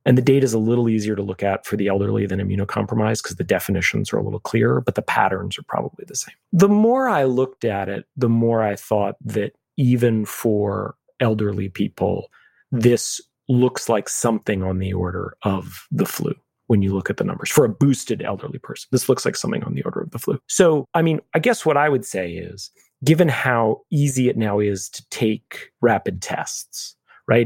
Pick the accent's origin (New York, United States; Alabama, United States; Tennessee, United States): New York, United States; New York City; I'm a New Yorker. I'm a third generation New Yorker. I lived in New York on September eleventh, two thousand one